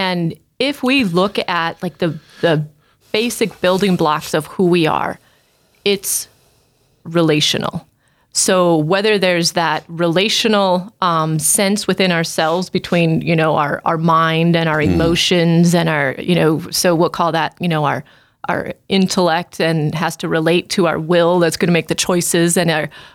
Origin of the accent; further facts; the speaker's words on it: West River, South Dakota, United States; So both my husband and I are from West River